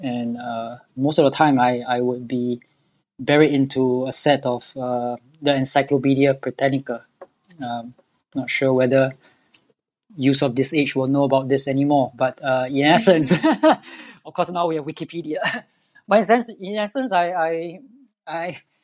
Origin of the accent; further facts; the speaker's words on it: Singapore; I'm born and bred in Singapore all my life